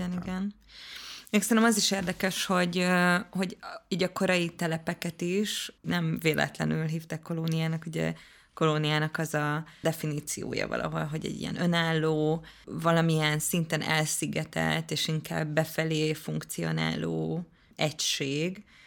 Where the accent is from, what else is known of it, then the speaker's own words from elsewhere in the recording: Budapest, Hungary; én panelba születtem, Óbudán, és a Káposztás megyeri lakótelepen